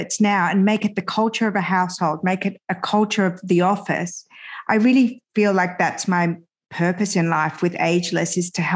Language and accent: English; Australia; English is a second language; also born or lived in France / Iran; I immigrated to Australia when I was 7 and a half